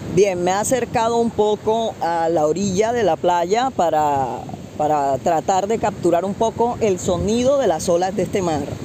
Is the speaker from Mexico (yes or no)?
no; Puerto Colombia, Atlántico, Colombia; Estoy grabando desde Puerto Colombia, en el departamento del Atlántico. Este es el pueblo donde yo nací, el pueblo donde yo crecí